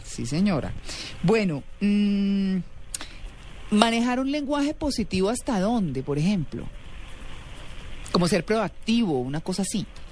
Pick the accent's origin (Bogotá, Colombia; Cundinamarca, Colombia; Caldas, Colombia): Bogotá, Colombia; soy muy bogotana yo